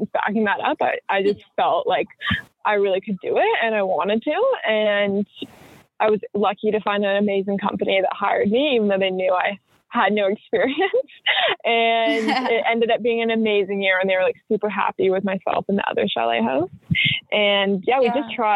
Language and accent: English; Brantford, Ontario, Canada; my hometown in Brantford